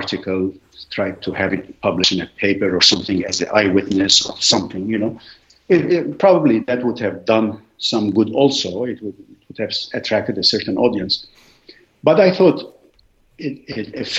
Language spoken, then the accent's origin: English; Lebanon; English is a second language; moved away as an adult; also born or lived in Beirut, Lebanon / Philadelphia, United States / Washington, D.C., United States; now in United States; I grew up in a very small village in Lebanon nobody has heard